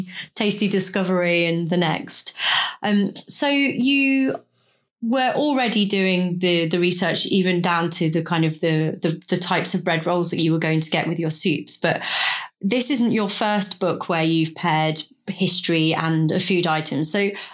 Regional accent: near Melton Mowbray, East Midlands, United Kingdom; I'm from the Midlands and I lived very close to Melton Mowbray. So, for example, I grew up, you know, with the Melton Mowbray pork pie and red Leicester cheese

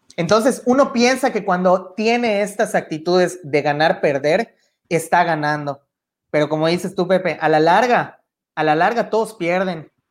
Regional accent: Mexico; como mexicanos

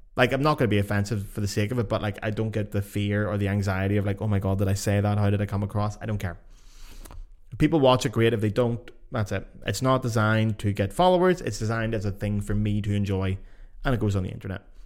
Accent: Lisburn, Northern Ireland, United Kingdom; moved away; my local Facebook groups back in my hometown, Lisburn.

